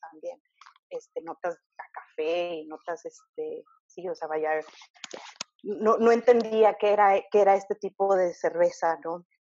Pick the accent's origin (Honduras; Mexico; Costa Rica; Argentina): Mexico; also born or lived in Canada; soy mexicana